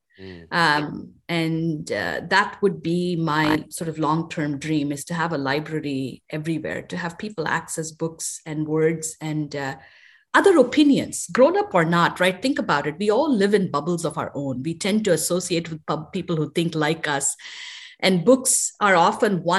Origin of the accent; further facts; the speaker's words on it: India; now in United States; a girl growing up in India